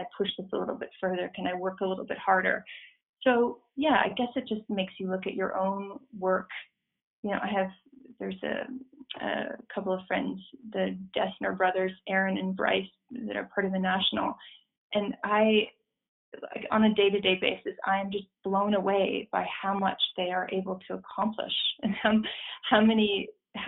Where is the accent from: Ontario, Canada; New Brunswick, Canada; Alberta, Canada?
Ontario, Canada; I grew up in Ontario, in a small town just outside of Toronto.